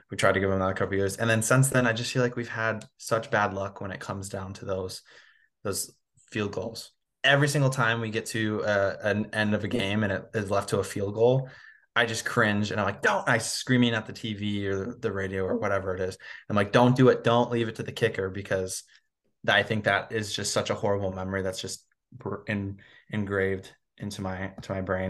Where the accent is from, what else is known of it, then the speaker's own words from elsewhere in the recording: Minnesota, United States; growing up in Minnesota, especially so close to the Twin Cities